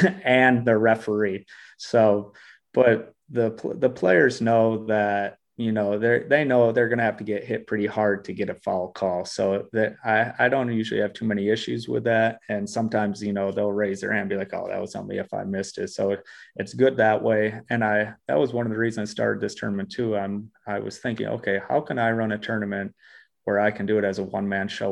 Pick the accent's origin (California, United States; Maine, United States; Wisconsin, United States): Wisconsin, United States; Black River Falls; moved away as an adult; also born or lived in Eau Claire, Wisconsin / Milwaukee, Wisconsin / Australia; now in Minneapolis, United States; the saucepan is the actual basketball court in my hometown